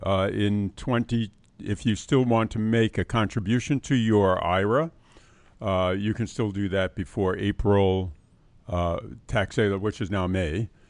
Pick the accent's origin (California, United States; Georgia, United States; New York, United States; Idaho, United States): New York, United States; New York City; also born or lived in Queens, New York City; I grew up in uh, New York City in the South Bronx